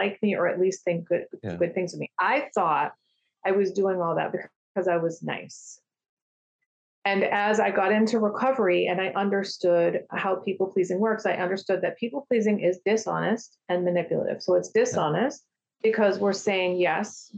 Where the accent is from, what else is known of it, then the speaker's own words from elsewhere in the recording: United States; I grew up in American culture